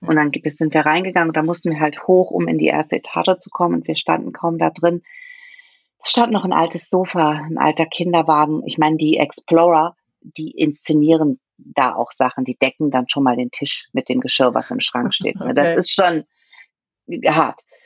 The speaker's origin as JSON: {"language": "German", "region": "Saarland", "country": "Germany", "said": "bei uns im Saarland"}